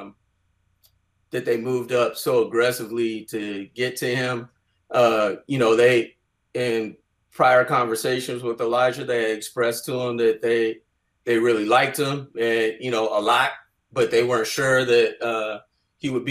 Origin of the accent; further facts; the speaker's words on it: Bay Area, California, United States; growing up in the Bay Area